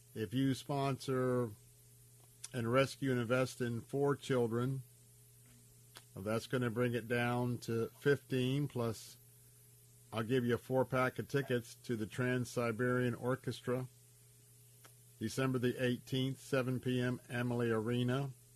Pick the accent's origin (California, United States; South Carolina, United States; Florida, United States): Florida, United States; Tampa; I grew up in the West Tampa area, born and raised here